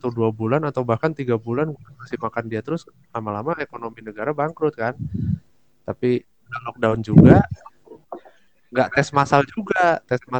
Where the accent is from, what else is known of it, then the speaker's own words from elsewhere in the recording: Merauke, South Papua, Indonesia; karena gue Papua di khususnya di hmm. Kabupaten hmm. Merauke itu sebenarnya udah bagus langkahnya